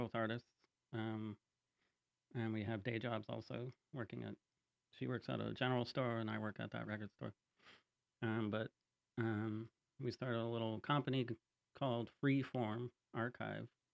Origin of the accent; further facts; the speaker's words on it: Kingston, Ontario, Canada; born and raised in Kingston.